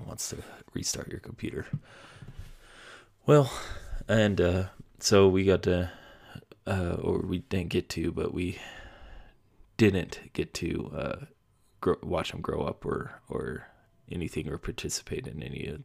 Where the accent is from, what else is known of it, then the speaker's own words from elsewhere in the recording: Utah, United States; now in Colorado, United States; move back to my home state of Utah